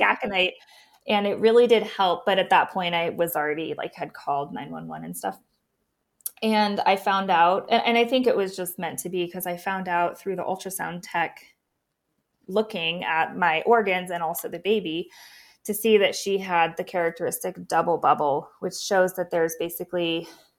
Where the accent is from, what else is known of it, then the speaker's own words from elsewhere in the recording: Missoula, Montana, United States; now in Bozeman, United States; I'm from Missoula